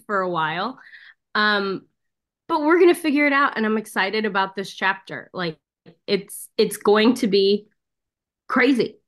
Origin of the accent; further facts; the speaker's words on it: Missouri, United States; I'm from Missouri.